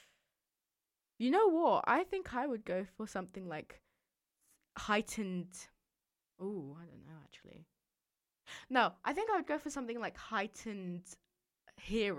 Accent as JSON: {"language": "English", "region": "London", "country": "United Kingdom", "also_born_or_lived": "Dorset (boarding school)", "said": "I'm from London"}